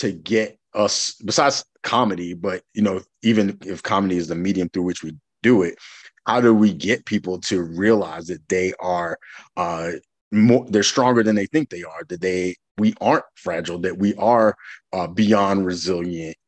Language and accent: English; the South, United States; I grew up in the South